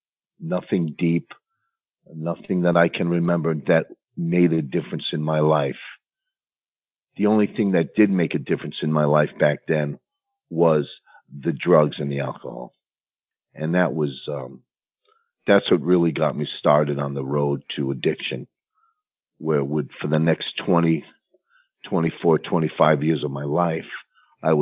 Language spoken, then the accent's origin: English; New London, Connecticut, United States; I grew up in New London, Connecticut, which was basically a middle class working area